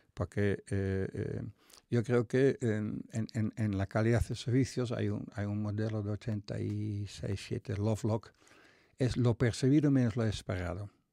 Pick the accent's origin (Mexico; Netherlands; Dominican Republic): Netherlands; North Brabant; Spanish is a second language; moved away as an adult; soy de Países Bajos, un pueblo de 20.000 habitantes